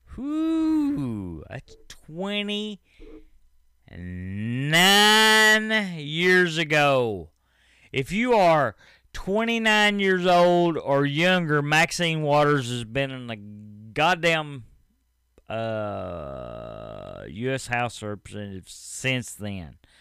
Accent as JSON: {"language": "English", "region": "East Tennessee", "country": "United States", "said": "I'm from East fucking Tennessee"}